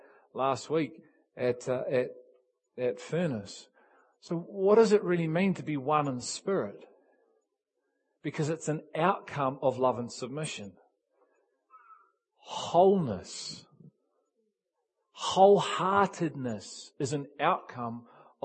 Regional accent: England, United Kingdom; Me and Keith are English. We're English.

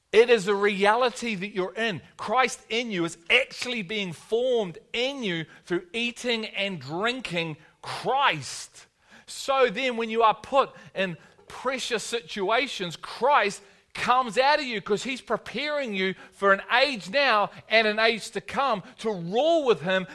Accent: Liverpool, North West England, United Kingdom; I'm from Liverpool

